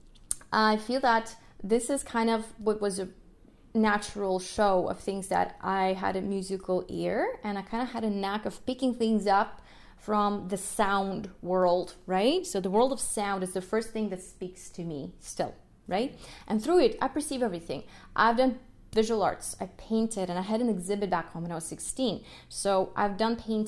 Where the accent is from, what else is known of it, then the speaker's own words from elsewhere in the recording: Kyiv, Ukraine; first language Russian; English is a second language; moved away; I'm from the Ukraine, Kiev. And my first language was Russian, just because my mom's Russian. But then in school, I learned Ukrainian